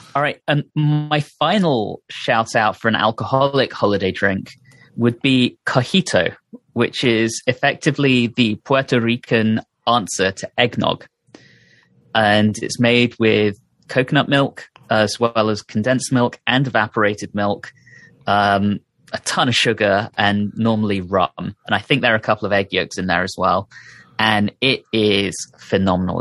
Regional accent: United Kingdom; moved away; growing up in Britain

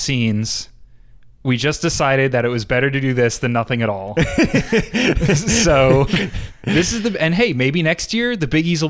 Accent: New York, United States; I'm from Long Island. Yeah. I know my place.

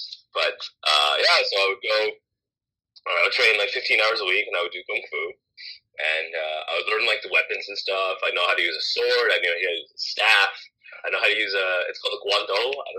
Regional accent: Hong Kong; so I'm from Hong Kong, so Hong Kong got occupied by the British.

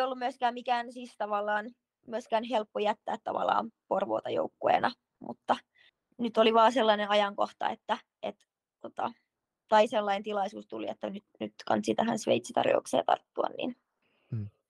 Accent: Sipoo, Uusimaa, Finland; moved away as an adult; also born or lived in Helsinki; now in Switzerland; kun muutettiin Helsingistä Sipooseen, kun olin seitsemänvuotias

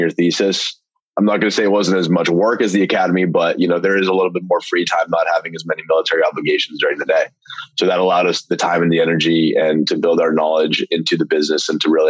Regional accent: New Hampshire, United States; moved away as an adult; also born or lived in India; I am originally from India, but born and raised in New Hampshire for the past 22 years

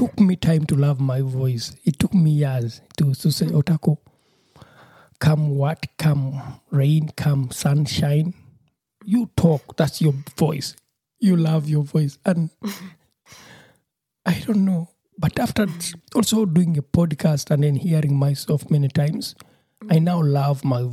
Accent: Uganda; now in Germany; I'm also from Uganda, and we are both based here in German

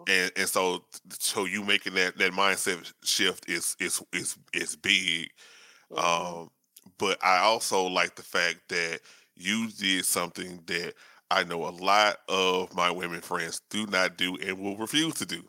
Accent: Shreveport, Louisiana, United States; I'm from uh, you know, up north in Louisiana, uh, Shreveport

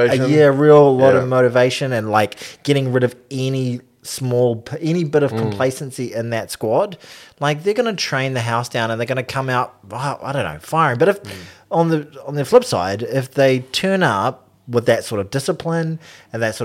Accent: New Zealand; I am a New Zealander

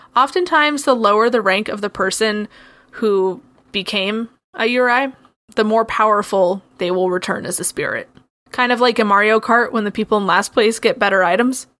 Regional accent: United States; me being American

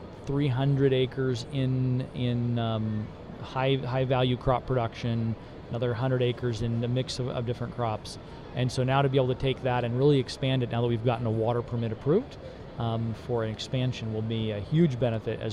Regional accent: Alaska, United States; moved away; also born or lived in Tennessee; I spent 15 years growing up in Alaska

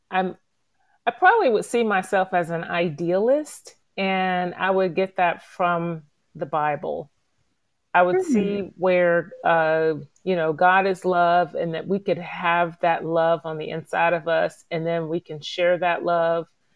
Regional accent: Gainesville, Florida, United States; growing up in Gainesville and after college and moving away with my husband and then returning back here

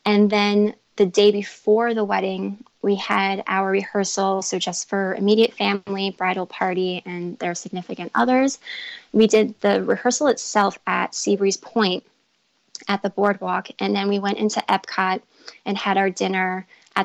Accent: Long Island, New York, United States; we're from New York, specifically Long Island

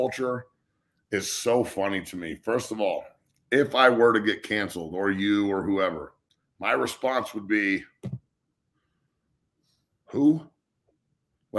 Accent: United States; I'm from the United States

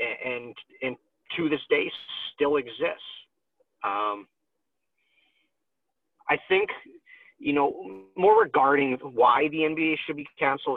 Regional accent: Canada; I'm Canadian

